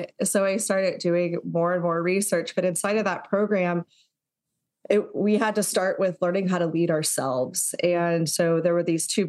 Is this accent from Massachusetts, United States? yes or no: no; Texas, United States; I grew up in Texas